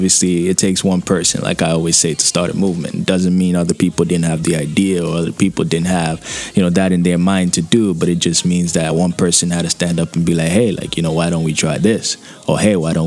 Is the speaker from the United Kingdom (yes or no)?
no; Nigeria; moved away as an adult; now in Toronto, Canada; I was born and raised in Nigeria, you know. I'm Nigerian, you know, full-bloodedly